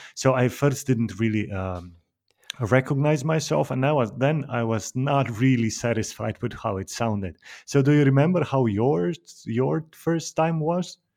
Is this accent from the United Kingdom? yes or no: no; Slovenia; I'm from Slovenia